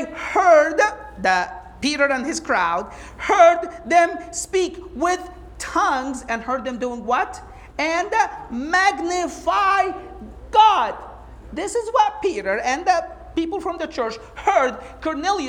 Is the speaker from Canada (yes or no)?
no; Egypt; first language Arabic; English is a second language; moved away; I'm from Egypt, I speak Arabic.